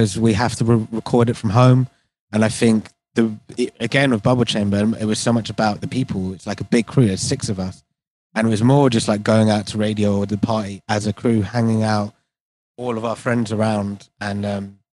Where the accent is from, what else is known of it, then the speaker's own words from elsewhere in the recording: London, United Kingdom; I was born in London, but I'm Indian